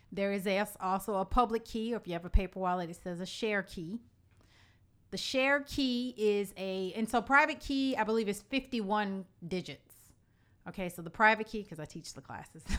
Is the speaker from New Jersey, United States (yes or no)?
no; Illinois, United States; the state of Illinois, my home state